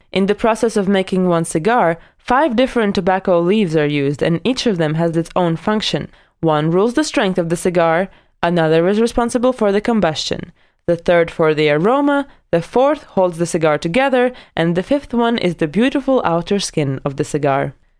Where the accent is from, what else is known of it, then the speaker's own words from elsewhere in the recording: Latvia; my hometown in Latvia